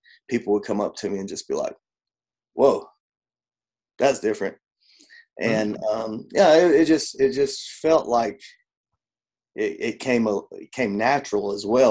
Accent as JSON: {"language": "English", "region": "Georgia", "country": "United States", "moved": "yes", "said": "I'm from Georgia originally"}